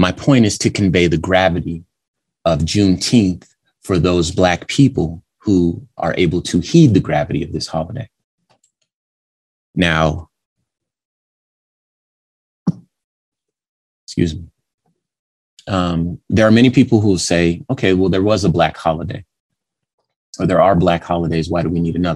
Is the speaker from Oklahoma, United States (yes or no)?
no; California, United States; now in Arizona, United States; I was born in California